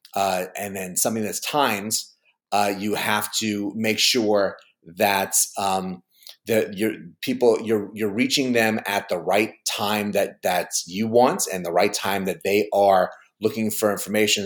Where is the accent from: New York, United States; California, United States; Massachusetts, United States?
New York, United States; I grew up in New York